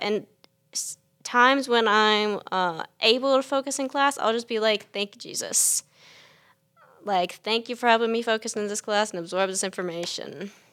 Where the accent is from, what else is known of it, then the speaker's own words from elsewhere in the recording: Chapin, South Carolina, United States; I am from Chapin, South Carolina